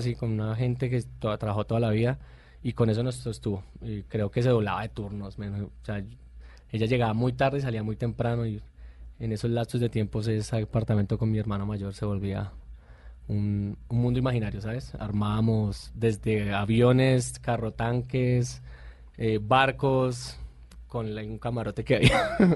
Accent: Bogotá, Bogotá Capital District, Colombia; also born or lived in Puerto López, Meta; nazco en un pueblo que se llama Puerto López Meta, pero me crié acá en Bogotá

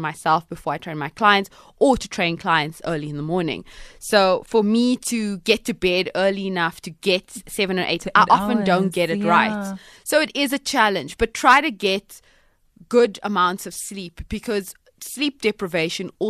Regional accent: Cape Town, Western Cape, South Africa; I'm from Cape Town, Cape Malay girls, Cape Malay families

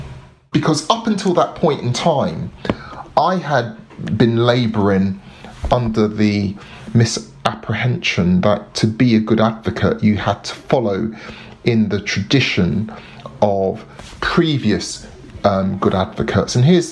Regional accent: London, United Kingdom; accent: South London; but I'm a Londoner. When I'm not speaking very slowly, I used to speak very fast with a very strong South London accent, because that's me. I grew up in social housing.

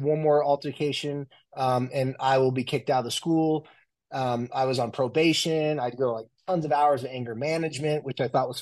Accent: Carlsbad, California, United States; also born or lived in San Diego, California; now in Salt Lake City, United States; I was born and raised in San Diego, more specifically Carlsbad, Oceanside, California area

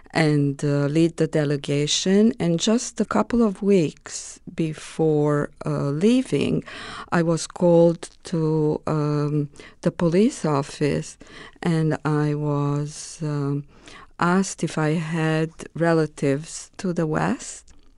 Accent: Romania; English is a second language; moved away as an adult; I was asked to lead a delegation of Romanian officials from my hometown to Holland.

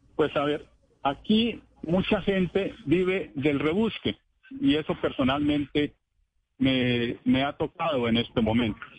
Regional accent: Timba, Cauca, Colombia; acá en mi población, puesto que soy nativo de aquí, de esta localidad

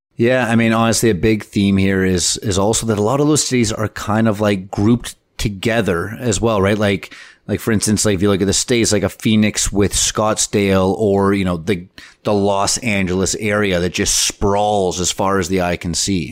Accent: Canada; we're Canadian

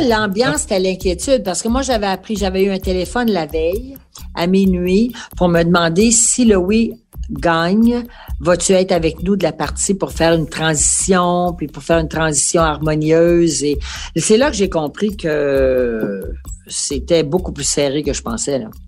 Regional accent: Quebec, Canada; nous sommes québécois et nous sommes fiers de l'être

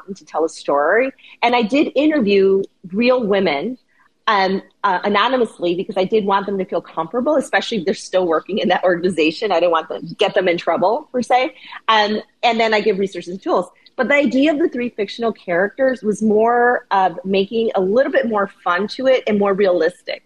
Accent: Chicago, Illinois, United States; I'm born and raised in Chicago

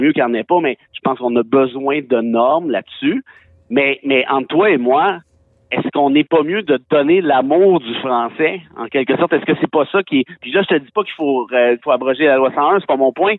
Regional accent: Mont-Laurier, Quebec, Canada; moved away as an adult; also born or lived in Montreal; je viens de région, je viens de Mont-Laurier

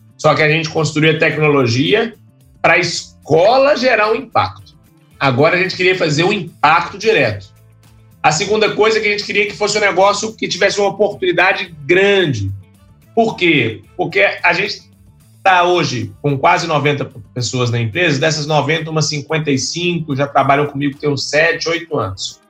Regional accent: Belo Horizonte, Minas Gerais, Brazil; Eu sou de Belo Horizonte, lá em, em, Minas Gerais

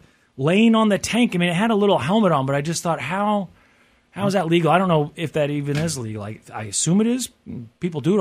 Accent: Kansas City, United States; I'm born and raised in Kansas City

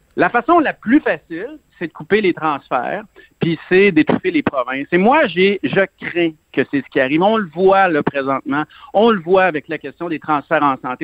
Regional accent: Lebel-sur-Quévillon, Quebec, Canada; also born or lived in Saguenay-Lac-Saint-Jean / Montérégie; je viens de Saguenay-Lac-Saint-Jean. J'ai grandi dans le nord du Québec et à lebel sur quivion et par la suite, on a, euh, la famille, on a acheté une, ferme en Montérégie

